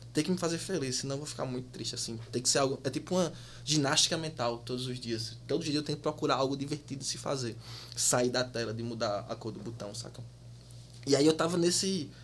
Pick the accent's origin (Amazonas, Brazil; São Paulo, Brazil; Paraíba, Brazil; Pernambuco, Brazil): Paraíba, Brazil; moved away as an adult; also born or lived in Rio de Janeiro / Campina Grande; now in Munich, Germany; sou da Paraíba